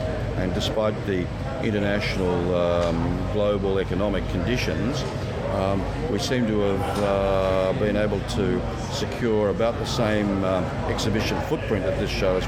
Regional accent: Sydney, New South Wales, Australia; moved away; I come from Sydney originally

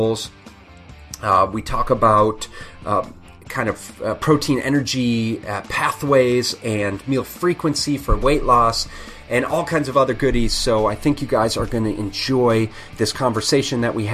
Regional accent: United States; being American rugby players

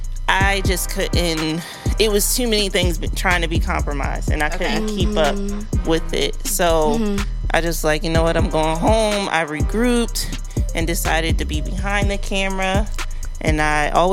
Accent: New Jersey, United States; also born or lived in Montbrison, France; now in Philadelphia, United States; I spend most of my time in New Jersey, I guess, but I've been living in Philly for like 8 years

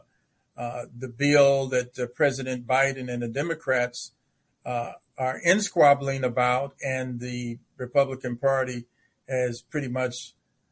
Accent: Chicago, Illinois, United States; now in Indiana, United States; my own pastor when growing up in Chicago

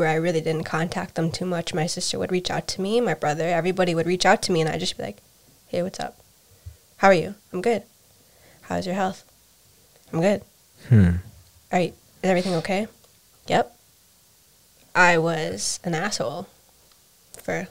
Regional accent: United States; I was raised in America

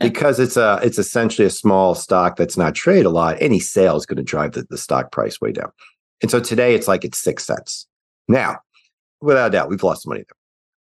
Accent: Midwest, United States; moved away as an adult; also born or lived in Cincinnati, Ohio; now in Nashville, United States; I am a Midwesterner at heart

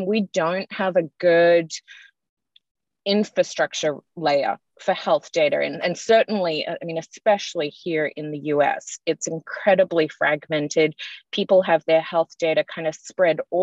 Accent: Australia; moved away; I'm Australian by birth, if you can tell from my accent

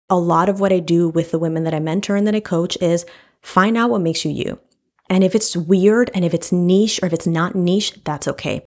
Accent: New York City, New York, United States; I grew up in Washington Heights and then from the Bronx

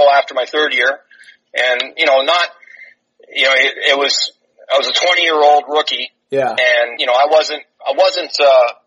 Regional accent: Toronto, Ontario, Canada; moved away as an adult; we growing up in Toronto, everybody played hockey

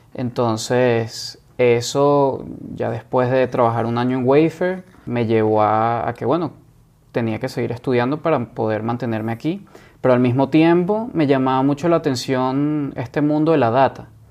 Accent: Caracas, Capital District, Venezuela; moved away as an adult; also born or lived in Boston, United States; now in San Francisco, United States; yo me fui a los 18 años de Venezuela, de Caracas, y me fui a Boston

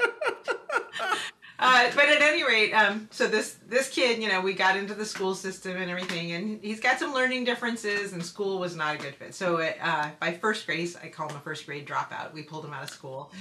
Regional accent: West Coast, United States; moved away as an adult; also born or lived in New England; I hadn't lived away from the West Coast up until I moved to New England

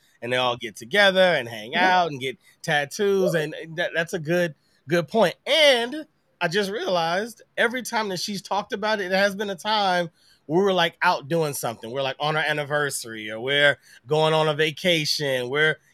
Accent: Missouri, United States; moved away; I came from Missouri

